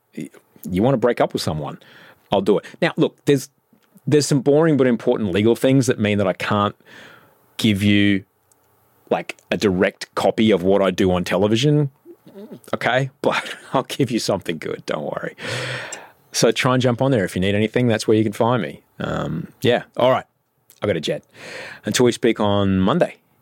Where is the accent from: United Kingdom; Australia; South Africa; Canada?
Australia; Brisbane, Queensland; moved away; I'm from Brisbane